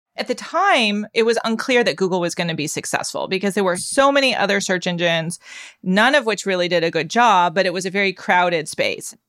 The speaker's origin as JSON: {"language": "English", "town": "Palo Alto", "region": "California", "country": "United States", "tie": "born or raised there", "said": "When I grew up, nobody knew where Palo Alto was"}